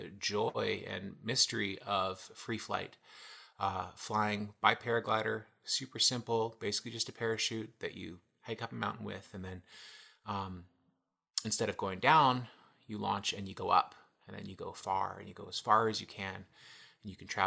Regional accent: Toronto, Ontario, Canada; I was born and raised in Toronto, Ontario

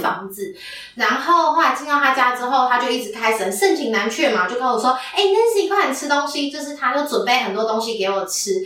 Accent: Taiwan; 我们台湾人

